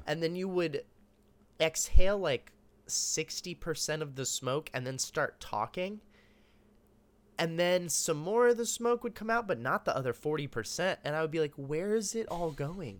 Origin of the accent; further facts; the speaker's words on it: Austin, Texas, United States; moved away as an adult; also born or lived in Dallas, Texas; I grew up in Austin.